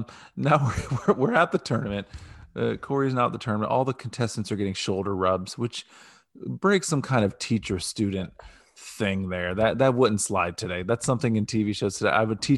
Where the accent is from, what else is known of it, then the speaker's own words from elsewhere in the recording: Ohio, United States; because we're from Ohio.